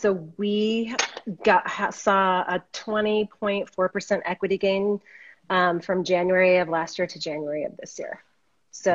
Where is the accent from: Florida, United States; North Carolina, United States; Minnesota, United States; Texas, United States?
Minnesota, United States; moved away as an adult; now in Boulder, United States; I'm in Boulder, Colorado. I came here in 1991 from Minnesota.